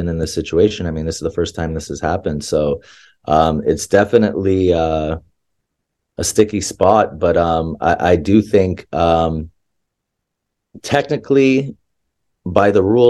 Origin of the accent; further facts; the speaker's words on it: Canada; as a Canadian